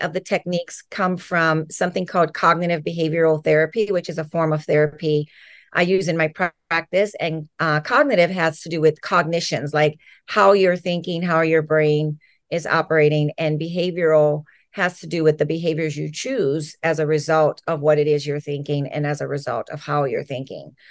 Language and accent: English; New Orleans, Louisiana, United States; moved away as an adult; now in Los Angeles County, United States; I grew up in Louisiana. I was born in New Orleans and then grew up right outside of New Orleans in the suburbs